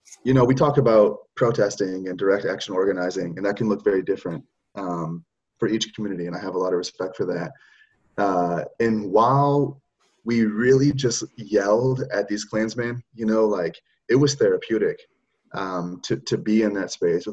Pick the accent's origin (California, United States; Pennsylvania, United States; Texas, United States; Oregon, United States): Oregon, United States; also born or lived in Michigan; church leaders that I have known growing up in Oregon, the West Coast, growing up in the North, in Michigan